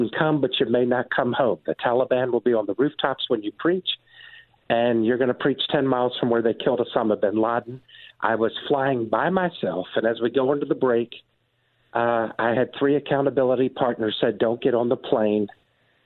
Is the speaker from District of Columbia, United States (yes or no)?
yes; Washington, District of Columbia, United States; I'm a fifth-generation Washingtonian. I was born on Capitol Hill